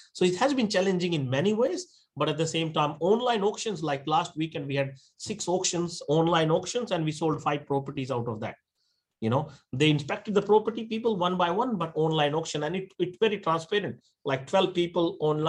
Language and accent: English; Australia; I'm Australian, like a fully, you know, 100%.